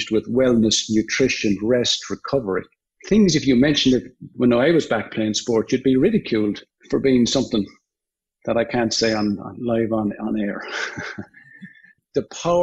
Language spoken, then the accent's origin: English; Limerick, Munster, Ireland; moved away as an adult; now in United States; I'm from Limerick